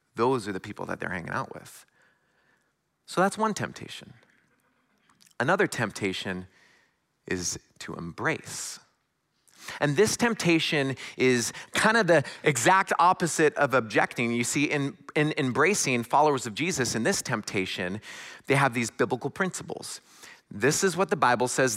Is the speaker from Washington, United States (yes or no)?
yes; a little north of Seattle, Washington, United States; moved away as an adult; also born or lived in Southern California / Silicon Valley; now in Midwest, United States; am originally from, uh, the West Coast. I was born a little north of Seattle